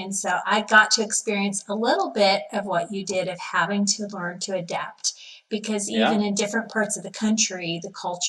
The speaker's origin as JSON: {"language": "English", "town": "Worcester", "region": "Massachusetts", "country": "United States", "tie": "born or raised there", "said": "Worcester is my hometown."}